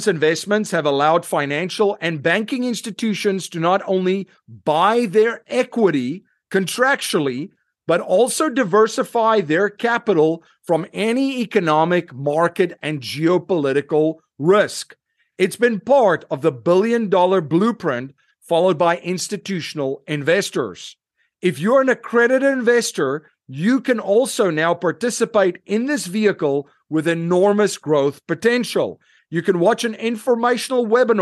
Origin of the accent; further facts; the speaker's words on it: South Africa; now in United States; I grew up in South Africa